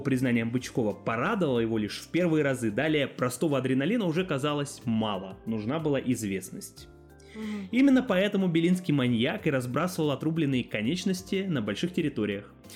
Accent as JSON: {"language": "Russian", "town": "Barnaul", "region": "Altai Krai", "country": "Russia", "said": "я сам из Барнаула"}